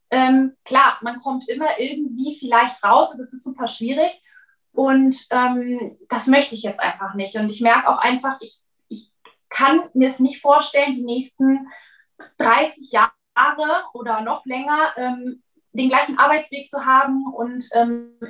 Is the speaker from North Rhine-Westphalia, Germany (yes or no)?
yes; Cologne, North Rhine-Westphalia, Germany; falls ich es noch nicht gesagt habe, ich komme aus Köln.